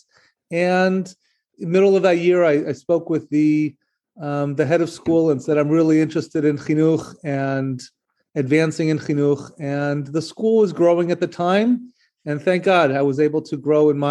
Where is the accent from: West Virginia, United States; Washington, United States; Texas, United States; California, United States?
Washington, United States; Seattle; moved away as an adult; also born or lived in Israel; now in Memphis, United States; I grew up in Seattle and I attended Jewish day schools